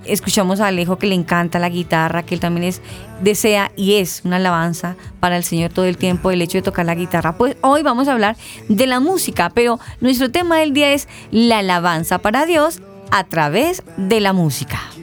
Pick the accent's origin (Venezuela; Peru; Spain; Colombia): Colombia; en nuestro término colombiano